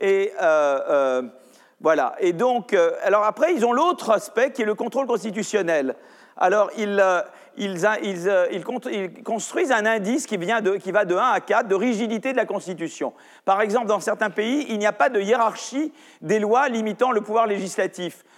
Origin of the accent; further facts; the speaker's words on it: France; chez nous en France